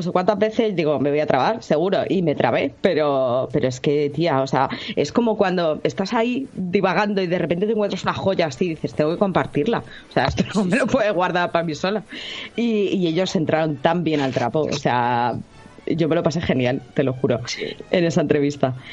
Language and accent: Spanish; Colombia; now in Madrid, Spain; Claro que yo soy de Colombia, pero yo noto que es mucho el personal que viene a esta feria.